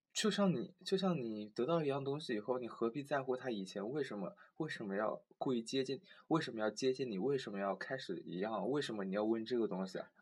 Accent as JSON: {"language": "Chinese", "town": "Changsha", "region": "Hunan", "country": "China", "moved": "yes", "lives_now": "Nanjing, China", "said": "我是长沙的嘛"}